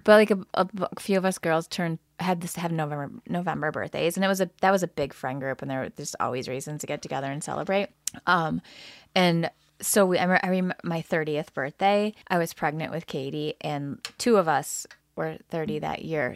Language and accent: English; Lansing, Michigan, United States; I grew up in the Lansing area